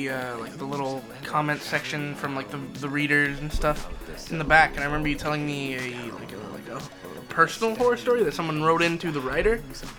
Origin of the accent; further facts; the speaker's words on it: Philippines; We totally don't embrace our heritage. We're Filipino, for Christ's sake. We gotta get this down.